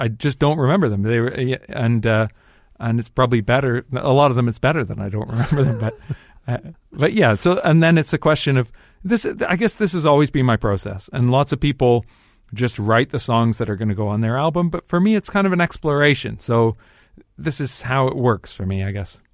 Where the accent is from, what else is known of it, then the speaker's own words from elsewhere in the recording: Dundas, Ontario, Canada; moved away as an adult; also born or lived in Toronto; now in London, United Kingdom; people that I grew up with in Dundas